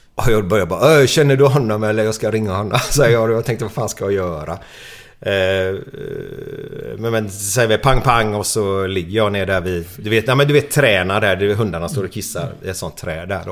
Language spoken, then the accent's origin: Swedish; Gothenburg, Västra Götaland, Sweden; jag är uppvuxen i Frölunda